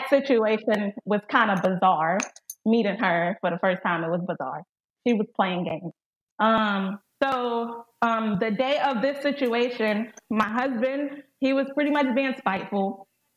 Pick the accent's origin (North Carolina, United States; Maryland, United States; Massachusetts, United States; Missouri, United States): North Carolina, United States; I'm from North Carolina